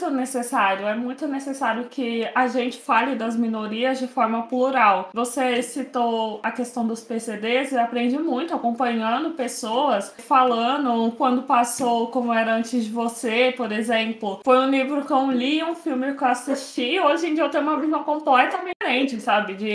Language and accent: Portuguese; São Paulo, Brazil; eu sou de São Paulo